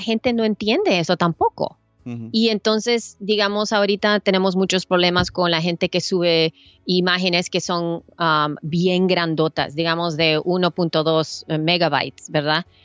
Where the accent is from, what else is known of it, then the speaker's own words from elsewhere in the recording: El Salvador; now in United States; yo soy salvadoreña, yo vengo de Salvador